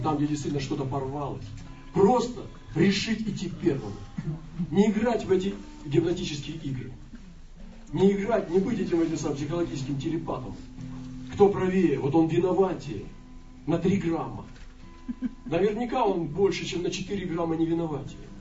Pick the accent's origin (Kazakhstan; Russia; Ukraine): Russia; мы были э, иностранцы, мы из России